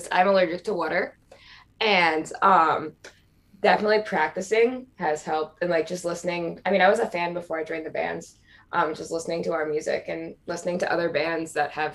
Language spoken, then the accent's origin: English; Philadelphia, Pennsylvania, United States; moved away; I pronounce it water too. So because I'm from Philly area